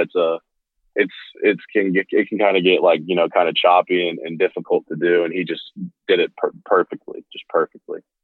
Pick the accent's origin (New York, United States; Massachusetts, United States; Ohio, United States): Ohio, United States; growing up in Ohio